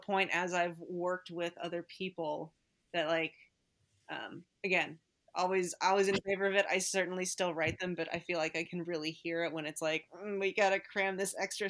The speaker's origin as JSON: {"language": "English", "region": "Midwest", "country": "United States", "said": "being a Midwesterner"}